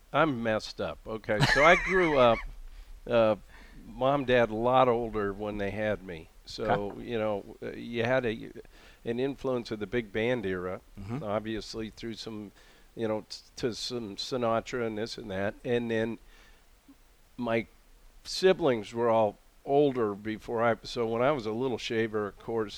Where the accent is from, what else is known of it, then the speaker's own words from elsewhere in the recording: Missoula, Montana, United States; my hometown in Missoula, Montana